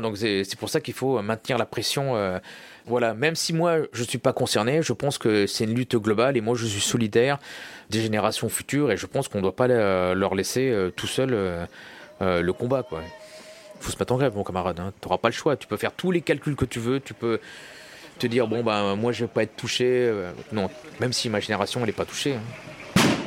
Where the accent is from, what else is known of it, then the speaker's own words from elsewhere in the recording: Loir-et-Cher, Centre-Val de Loire, France; moved away; also born or lived in Paris; Moi j'ai grandi en province dans le Loir-et-Cher on vivait dans une cité